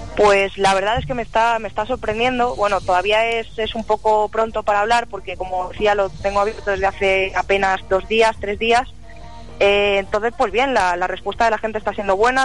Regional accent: Madrid, Community of Madrid, Spain; soy de Madrid, soy muy jovencita, tengo 21 años

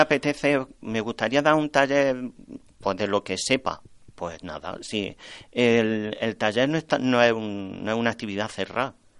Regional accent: Torreperogil, Andalusia, Spain; en mi pueblo

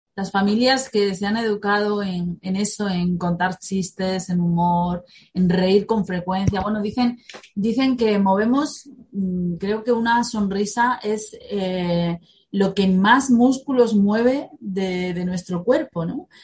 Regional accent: Spain; nuestra guerra civil

